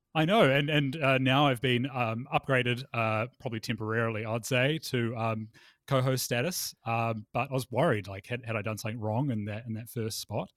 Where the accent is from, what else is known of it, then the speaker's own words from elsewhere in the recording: Palmerston North, Manawatū-Whanganui, New Zealand; my hometown, uh, Palmerston North